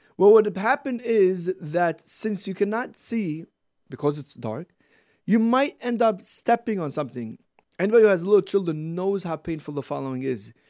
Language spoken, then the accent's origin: English; Brooklyn, New York, United States; From Brooklyn.